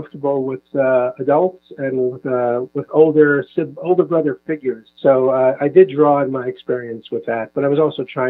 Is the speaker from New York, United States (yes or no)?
yes; New York, United States; moved away as an adult; also born or lived in Seattle, Washington; now in Israel; growing up in New York